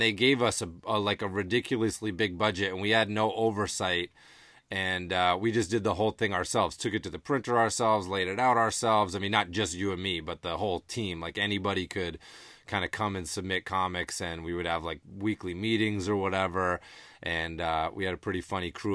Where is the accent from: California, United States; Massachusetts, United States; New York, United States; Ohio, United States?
Massachusetts, United States; Amherst; growing up in Massachusetts